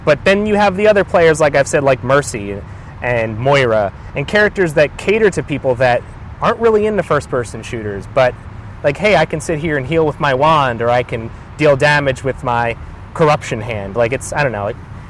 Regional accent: Pennsylvania, United States; I grew up in a small suburb of Pennsylvania. I'm 29 years old.

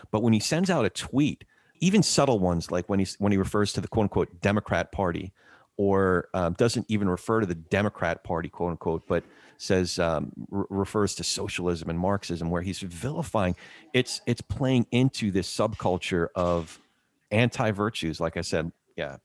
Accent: central New Jersey, United States; I grew up in Jersey, s, central Jersey

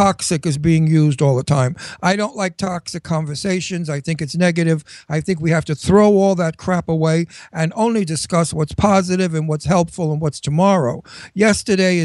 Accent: New York, United States; I'm a New Yorker

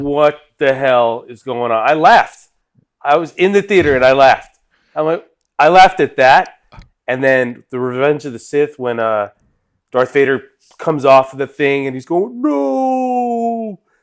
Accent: England, United Kingdom; I'm English

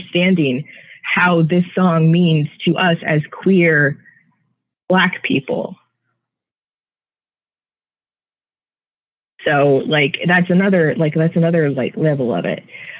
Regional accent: Renton, Washington, United States; now in San Francisco, United States; I was born a mile from here

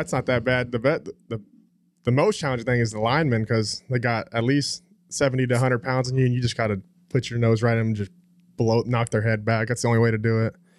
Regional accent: Haslet, Texas, United States; born or raised there; also born or lived in Phoenix, Arizona

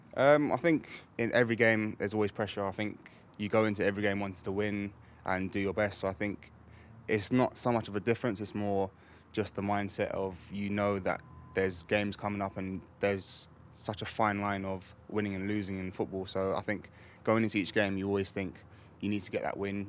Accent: England, United Kingdom; born or raised there

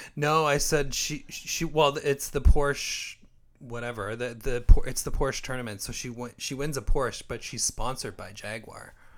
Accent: Windsor, Ontario, Canada; now in Toronto, Canada; Windsor, my hometown

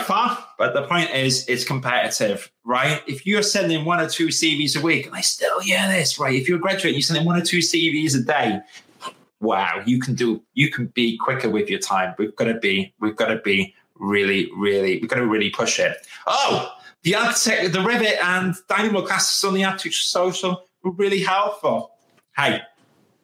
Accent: United Kingdom; we're British.

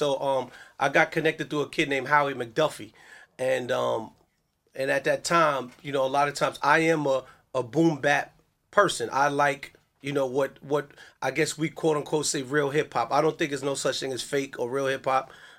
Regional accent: New York City, New York, United States; Yeah, I'm from Brooklyn. I'm from downtown Brooklyn.

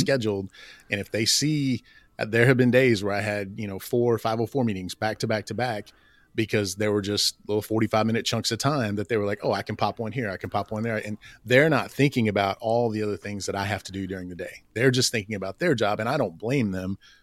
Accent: Oklahoma, United States; I grew up in Oklahoma

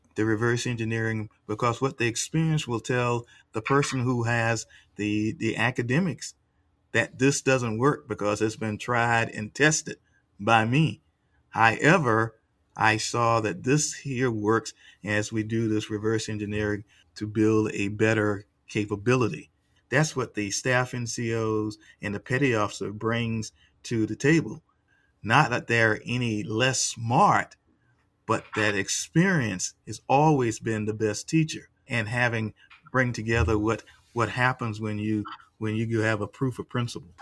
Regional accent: United States; did not recognize me as an American

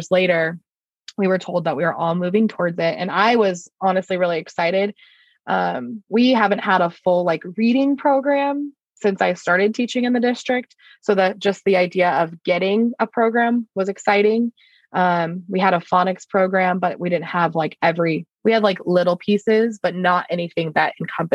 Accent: Lake Havasu City, Arizona, United States; I am from Lake Havasu City.

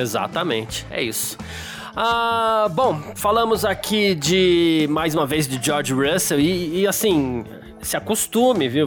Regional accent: São Paulo, Brazil; eu sou do Ixiga

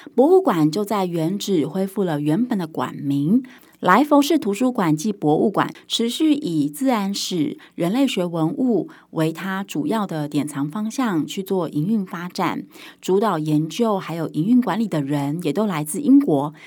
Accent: Taiwan; 那身为台湾人的我

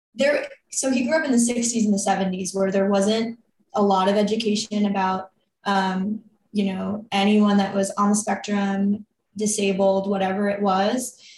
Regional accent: New York, United States; I grew up here in New York and you know, grew up dancing

